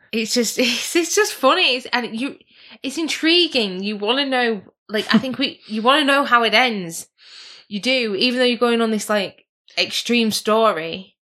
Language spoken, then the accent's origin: English; England, United Kingdom; we're English people